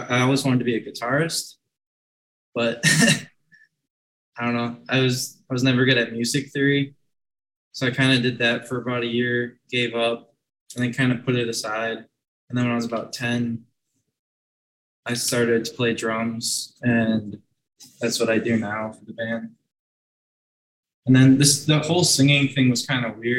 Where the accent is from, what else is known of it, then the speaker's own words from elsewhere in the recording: Milwaukee, Wisconsin, United States; also born or lived in Elgin, Illinois; I'm from Milwaukee, but I was in school near Chicago